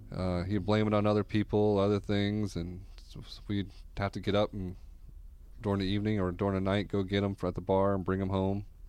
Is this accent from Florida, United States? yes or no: yes; Orlando, Florida, United States; I grew up here in Orlando, the Doctor Phillips area